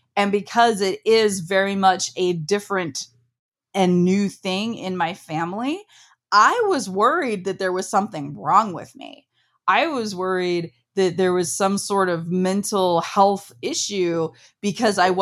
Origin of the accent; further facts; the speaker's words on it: Ohio, United States; We're a very Midwestern family. I'm from Ohio. I grew up on a farm.